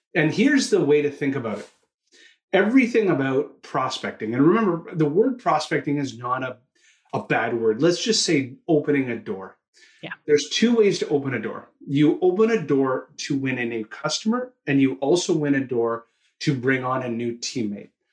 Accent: Toronto, Ontario, Canada; also born or lived in Australia; you'll hear it in my accent, I'm from Toronto, Canada.

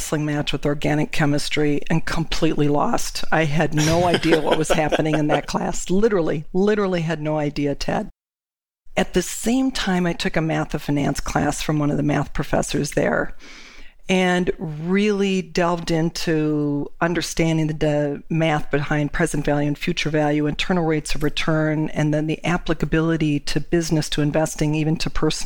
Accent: Olivia, Minnesota, United States; my hometown of Olivia, Minnesota.

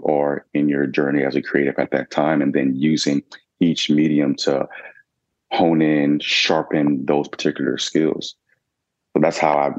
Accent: Atlanta, Georgia, United States; I was born and raised in Atlanta

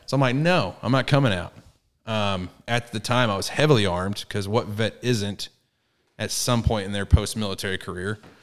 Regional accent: Garland, Texas, United States; also born or lived in Fort Hood, Texas / Rowlett, Texas / Forney, Texas; I grew up I grew up in Garland, in the hood of Garland, for the first eight years, and then moved to Rowlett, and then Forney

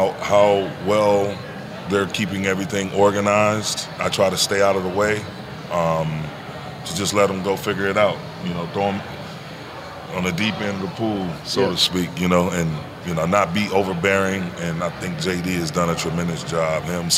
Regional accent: Saginaw, Michigan, United States; I'm from Michigan originally. The rich history of basketball within that state. Being from the city of Saginaw and all the great players I saw coming up from Saginaw to Flint, Detroit, Grand Rapids, Kalamazoo, guys all over that state

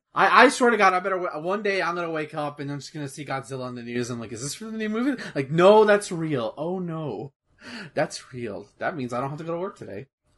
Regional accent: United States; I'm already going to be judged as American as it is

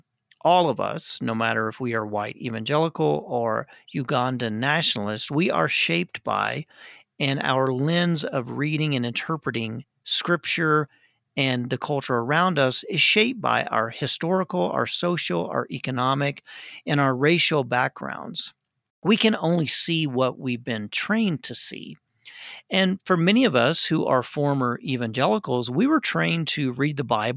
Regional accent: United States; As an American

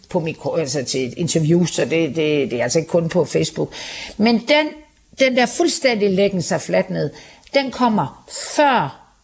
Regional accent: Denmark; eller jeg ved ikke, om jeg er en almindelig dansker, det er jeg vel forhåbentlig

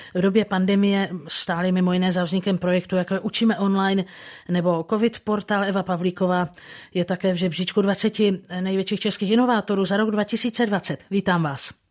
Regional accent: Hradec Králové Region, Czechia; můj rodný kraj

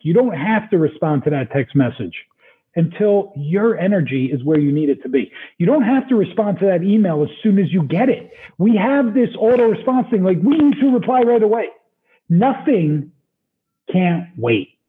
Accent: New Jersey, United States; moved away; I'm from Jersey

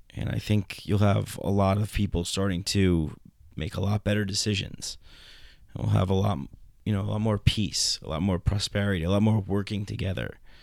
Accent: New York, United States; I grew up in New York

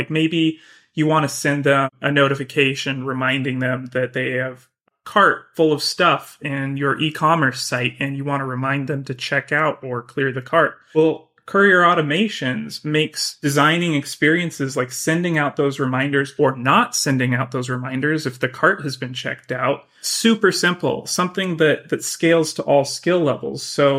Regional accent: Boise, Idaho, United States; now in San Francisco, United States; I'm originally from Boise, Idaho.

